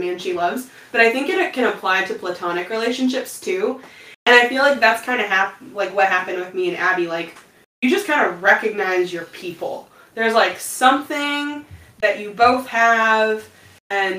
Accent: Panama City, Florida, United States; I'm from Panama City

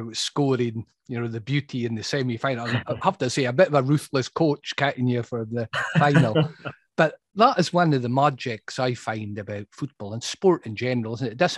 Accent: Brora, Scotland, United Kingdom; I grew up in Brora in Sutherland

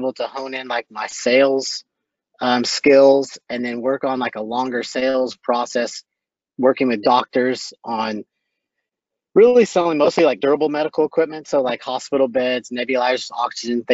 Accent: Boerne, Texas, United States; also born or lived in Waco, Texas; I grew up out in Burney, Texas, which is about 20 miles northwest of San Antonio, went to high school there

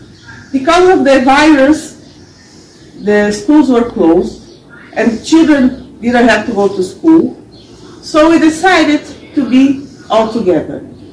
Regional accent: Buenos Aires, Argentina

